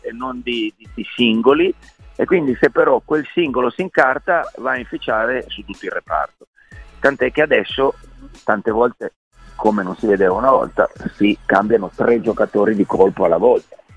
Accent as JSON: {"language": "Italian", "town": "Turin", "region": "Piedmont", "country": "Italy", "moved": "yes", "lives_now": "Rome, Italy", "said": "io sono torinese, vivo a Roma"}